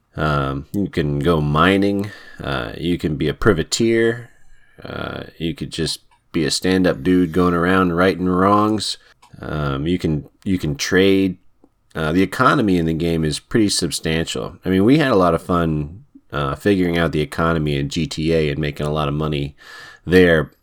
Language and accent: English; United States; I'm American